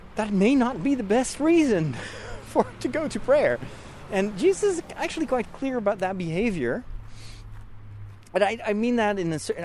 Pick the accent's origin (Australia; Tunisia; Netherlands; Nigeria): Netherlands; moved away; I'm from the Netherlands